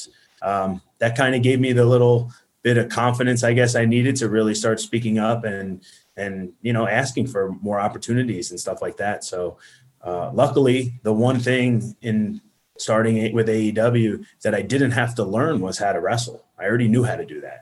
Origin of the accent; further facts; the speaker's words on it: New Jersey, United States; now in Atlanta, United States; I'm Italian from New Jersey